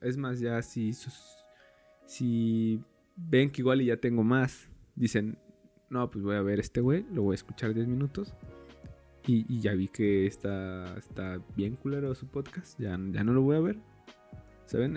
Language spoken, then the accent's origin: Spanish; State of Mexico, Mexico; soy del Estado de México